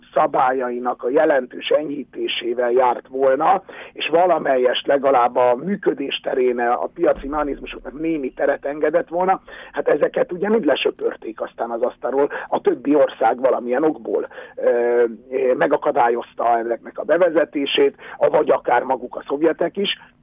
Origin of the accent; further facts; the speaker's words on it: Hungary; mi nálunk nem volt autógyártás